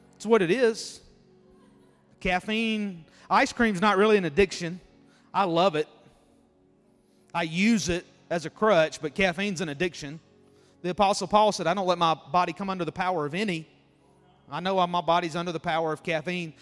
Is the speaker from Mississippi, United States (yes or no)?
yes; Mississippi, United States; where I grew up in Mississippi